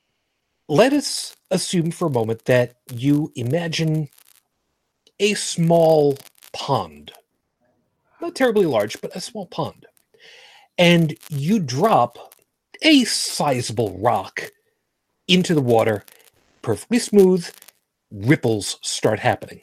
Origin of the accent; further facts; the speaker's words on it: United States; I'm American, not Canadian